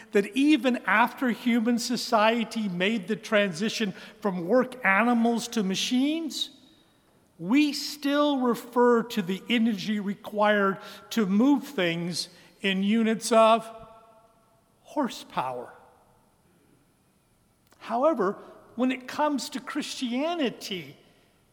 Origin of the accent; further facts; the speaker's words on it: Western Kansas, United States; now in Birmingham, United States; Although I was born here in Birmingham in Caraway Methodist Hospital, I was reared in Western Kansas. That's why there isn't a trace of a Southern accent in my voice